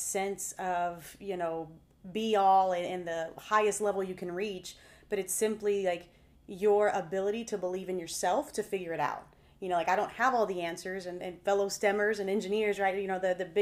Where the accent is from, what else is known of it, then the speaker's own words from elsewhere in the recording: Texas, United States; I'm 4th generation Texan